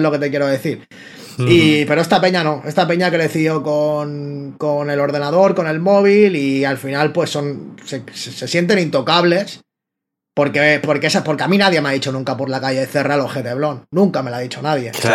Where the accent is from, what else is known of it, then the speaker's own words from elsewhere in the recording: Barcelona, Catalonia, Spain; soy rapero y freestyler de, de Barcelona.